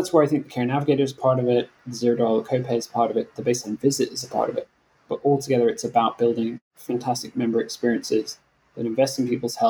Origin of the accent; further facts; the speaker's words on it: Scotland, United Kingdom; moved away; my home country in Scotland